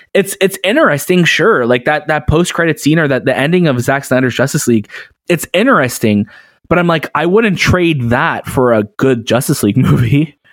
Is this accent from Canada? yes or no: yes; Canada; growing up in Canada